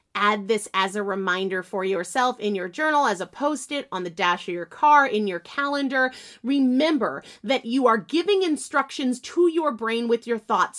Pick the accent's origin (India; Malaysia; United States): United States; New Hampshire; now in Massachusetts, United States; I'm from New Hampshire, though I live in Massachusetts now